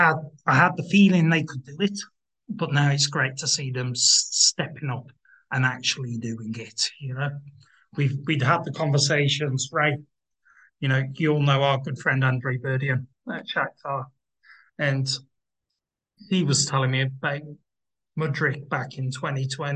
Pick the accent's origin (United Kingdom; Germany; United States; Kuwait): United Kingdom; for myself as a Brit